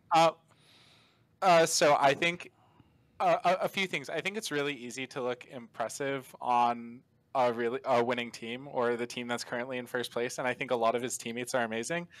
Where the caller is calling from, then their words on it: Tampa, Florida, United States; I'm calling from around Tampa, Florida